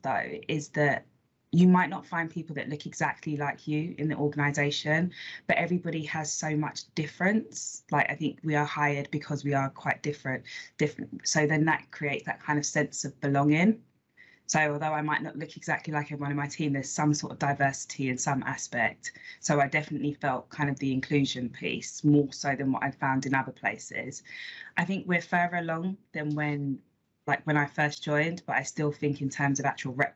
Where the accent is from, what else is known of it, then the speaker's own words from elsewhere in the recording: London, United Kingdom; I live in East London now, but I'm actually originally, so I'm from North London, Islington, not the nice bit